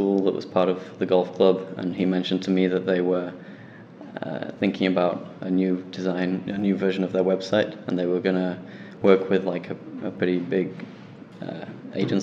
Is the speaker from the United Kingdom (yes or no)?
yes; Sheffield, Yorkshire and the Humber, United Kingdom; back in Sheffield in my hometown